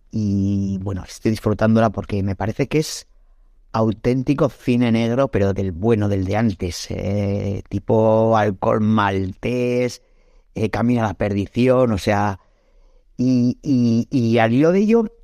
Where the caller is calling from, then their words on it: Arrankudiaga, Basque Country, Spain; de Arrancudiaga.